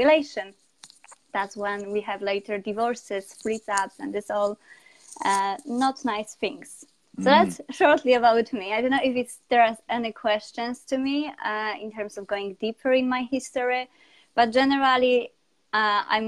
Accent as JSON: {"language": "English", "country": "Poland", "tie": "born or raised there", "also_born_or_lived": "Spain", "second_language": "English", "moved": "as an adult", "lives_now": "United Kingdom", "said": "So I'm from Poland. Now I'm based in UK"}